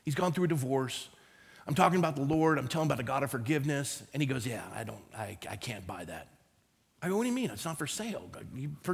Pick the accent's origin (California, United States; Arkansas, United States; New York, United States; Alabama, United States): California, United States; Coronado; also born or lived in Phoenix, Arizona; I grew up in Coronado, California